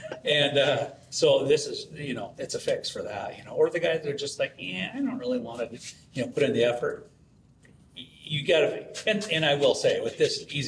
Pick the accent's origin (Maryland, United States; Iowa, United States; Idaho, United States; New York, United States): Idaho, United States; Weippe; Idaho, north central Idaho.